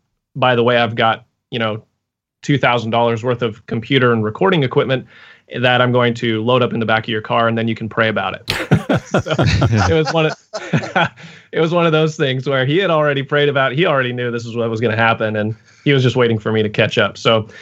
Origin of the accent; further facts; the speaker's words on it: Boise, Idaho, United States; moved away as an adult; also born or lived in Fairbanks, Alaska / Pensacola, Florida; now in Portland, United States; I'm from Boise, Idaho, is where I grew up.